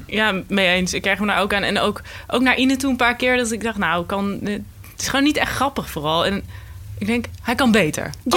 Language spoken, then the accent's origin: Dutch; North Brabant, Netherlands; accent: Brabantse; Ik kom zelf uit Brabant